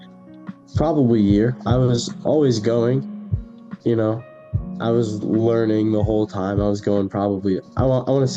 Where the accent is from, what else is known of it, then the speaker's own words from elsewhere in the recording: New York, United States; moved away as an adult; now in Connecticut, United States; I'm from New York, so I kind of hate on a lot of the Connecticut kids here